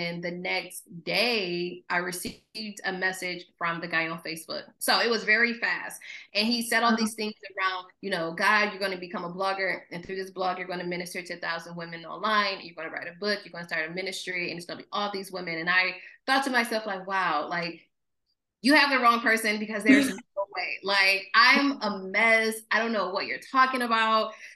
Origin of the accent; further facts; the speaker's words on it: Mount Morris, Michigan, United States; moved away as an adult; now in Los Angeles, United States; I just tell people I'm from Flint, but I'm from Mount Morris